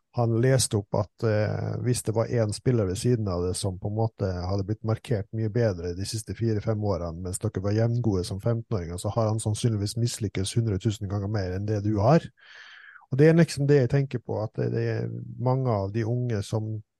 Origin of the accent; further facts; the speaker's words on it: Østfold, Norway; vi kommer jo fra Norges ledende fotballfylke